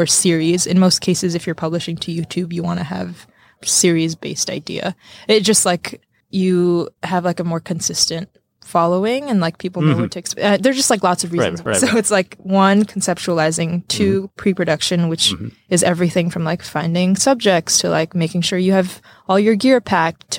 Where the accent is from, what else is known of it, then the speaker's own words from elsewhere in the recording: Jersey City, New Jersey, United States; also born or lived in Kathmandu, Nepal; I was raised in Jersey City